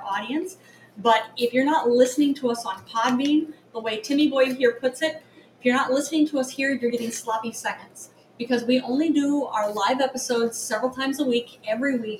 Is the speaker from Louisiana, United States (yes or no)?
no; New York, United States; we're from New York.